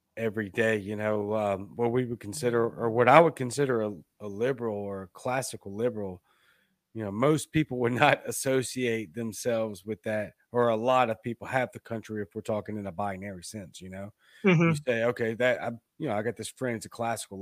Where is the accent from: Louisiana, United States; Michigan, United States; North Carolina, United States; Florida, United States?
Louisiana, United States; Baton Rouge; also born or lived in Mississippi; now in Jackson, United States; I'm from Baton Rouge, but I'm in Middle Mississippi near Jackson